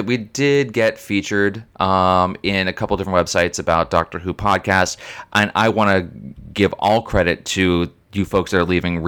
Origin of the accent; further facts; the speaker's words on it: United States; accent: American; our American accents